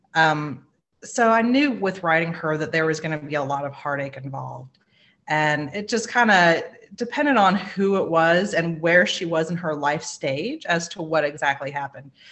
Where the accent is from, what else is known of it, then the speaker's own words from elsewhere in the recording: South Carolina, United States; I'm a Southerner. I am um, in South Carolina. My family has been in South Carolina since 1640